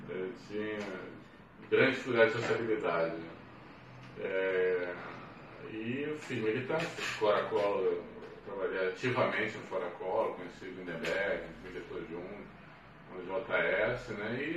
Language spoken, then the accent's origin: Portuguese; Rio de Janeiro, Brazil; lá eu passei para grande parte da minha infância, toda a minha adolescência e parte da vida adulta. Eh, nesse tempo, no Meia, o Meia é um, um bairro assim, bem é, atípico do, da Zona Norte, né? um bairro muito, muito barrista